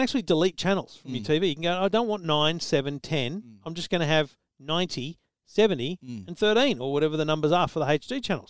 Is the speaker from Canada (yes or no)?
no; Griffith, New South Wales, Australia; I grew up in Griffith